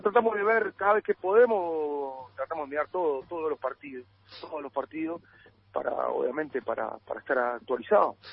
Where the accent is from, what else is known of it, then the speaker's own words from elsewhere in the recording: Uruguay; now in Argentina; somos los uruguayos